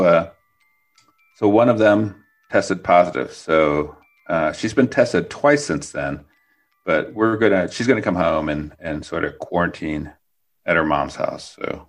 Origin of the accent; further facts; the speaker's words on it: Midwest, United States; now in Portland, United States; I grew up in the Midwest, so I grew up with snow and ice